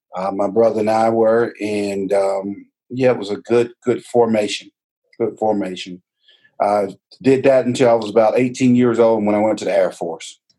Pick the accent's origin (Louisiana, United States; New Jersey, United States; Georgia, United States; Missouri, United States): Georgia, United States; We grew up in down in Southwest Georgia's first inland port city uh, on the southwest side